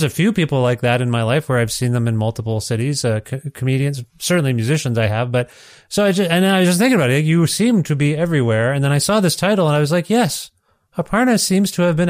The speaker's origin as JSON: {"language": "English", "region": "Ontario", "country": "Canada", "moved": "yes", "lives_now": "Edmonton, Canada", "said": "I'm in Edmonton, Alberta now. I'm from Ontario originally"}